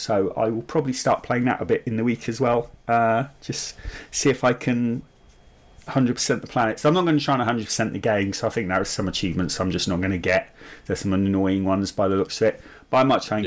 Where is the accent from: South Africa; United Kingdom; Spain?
United Kingdom; I'm typically British